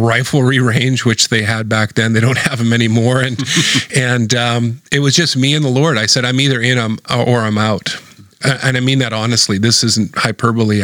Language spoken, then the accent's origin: English; Vancouver, British Columbia, Canada; I'm a born and raised Vancouverite.